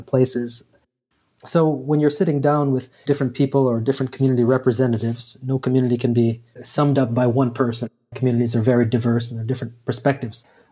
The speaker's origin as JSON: {"language": "English", "town": "Skokie", "region": "Illinois", "country": "United States", "tie": "born or raised there", "also_born_or_lived": "Chicago", "said": "I was born in Chicago and grew up in Skokie, Illinois, on the north side."}